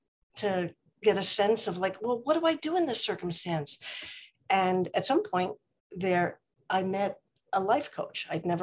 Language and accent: English; East Coast, United States; moved away as an adult; now in Oak Park, United States; I came from the East Coast and came out here back in 81 and settled in Oak Park once I got married about 6-7 years later.